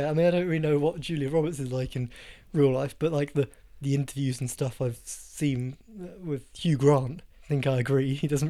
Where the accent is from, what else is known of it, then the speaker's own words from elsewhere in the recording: South of England, United Kingdom; We're two men from the South